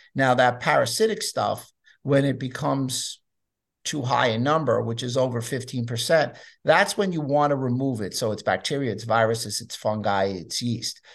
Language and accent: English; New York City, New York, United States; I grew up in New York City